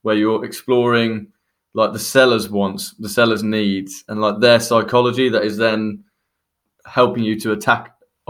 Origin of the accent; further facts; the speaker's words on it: West Midlands, United Kingdom; I'm from Warwickshire originally. So Oxfordshire is kind of like the middle ground on the way down to the big smoke for me.